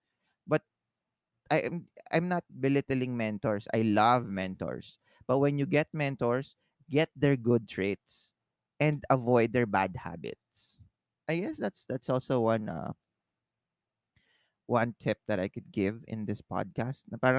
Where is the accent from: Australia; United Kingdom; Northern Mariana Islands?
Northern Mariana Islands; now in Philippines; Because remember, I came from the Marianas Islands and came to the Philippines.